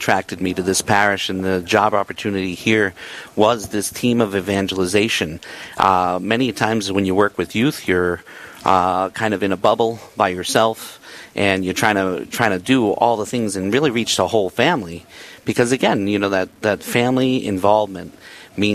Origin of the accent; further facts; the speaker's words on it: Boston, Massachusetts, United States; moved away as an adult; now in Rapid City, United States; I'm from Boston, Massachusetts. I just moved out to Rapid City last month.